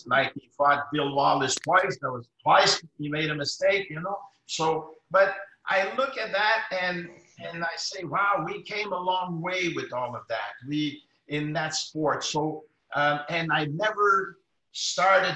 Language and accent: English; Ottawa, Ontario, Canada; I'm from Lower Town in Ottawa, which is predominantly French Canadians, low income